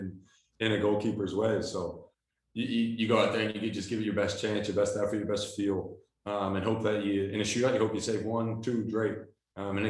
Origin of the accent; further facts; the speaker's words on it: Philadelphia, Pennsylvania, United States; now in Los Angeles, United States; I'm from Philly.